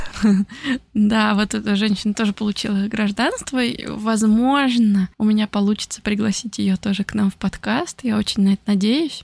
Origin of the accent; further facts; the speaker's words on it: Nizhny Novgorod, Nizhny Novgorod Oblast, Russia; moved away as an adult; also born or lived in Italy / France; now in Tokyo, Japan; я приехала в Нижний Новгород